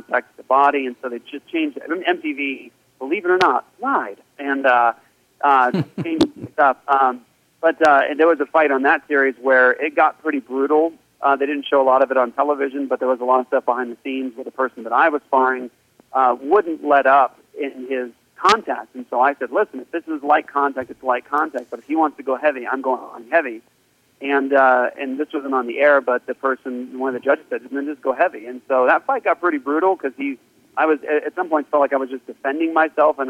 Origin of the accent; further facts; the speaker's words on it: Washington, District of Columbia, United States; moved away; also born or lived in Japan; When I got back from Japan to the States, I grew up in Washington, D.C., right outside of D.C.